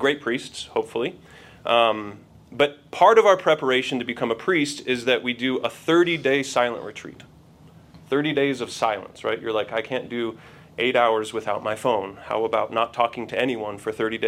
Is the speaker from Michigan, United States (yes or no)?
no; Denver, Colorado, United States; my family, my parents, we grew up in Denver mostly, military family